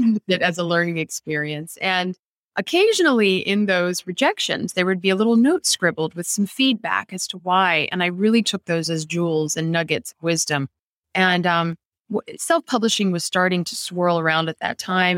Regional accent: Annapolis, Maryland, United States; I grew up in Annapolis where the past is very much alive around us

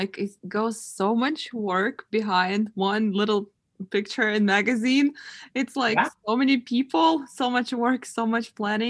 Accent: Ukraine; also born or lived in Russia; now in United States; I was born in Ukraine, but I'm Russian.

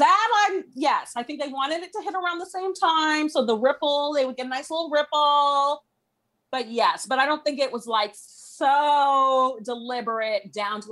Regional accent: Toronto, Ontario, Canada; I'm from the Toronto area. And so I'm Canadian.

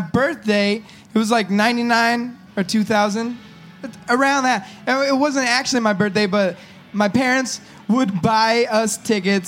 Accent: California, United States; we're from California

